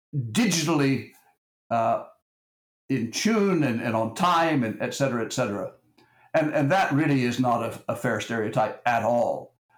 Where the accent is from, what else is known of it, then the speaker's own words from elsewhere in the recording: Texas, United States; I'm from Texas